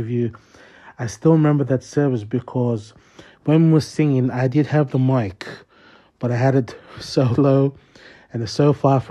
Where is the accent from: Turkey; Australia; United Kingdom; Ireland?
Australia; Sydney, New South Wales; a boy such as me, born and raised in the St. George area, here in Sydney South